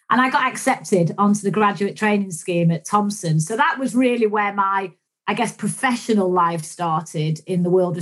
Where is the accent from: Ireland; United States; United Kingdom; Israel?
United Kingdom; Manchester, North West England; when I was a kid growing up in Manchester